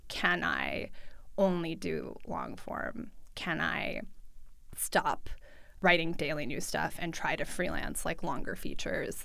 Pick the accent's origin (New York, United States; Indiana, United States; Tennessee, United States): New York, United States; New York City; first language Russian; English is a second language; moved away as an adult; also born or lived in Midwest; I grew up in New York City. I grew up with my mom. I went to public school. I speak Russian at home, uh, with my family. I learned English in school.